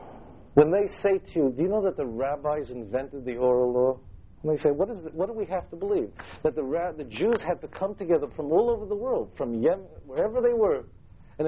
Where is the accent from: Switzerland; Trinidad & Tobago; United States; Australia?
United States; New York City, New York; I'm from Brooklyn, so when I went to Great Neck